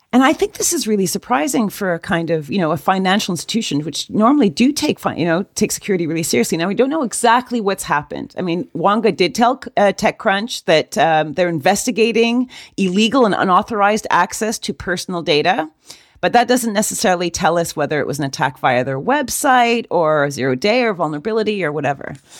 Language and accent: English; Canada; I am Canadian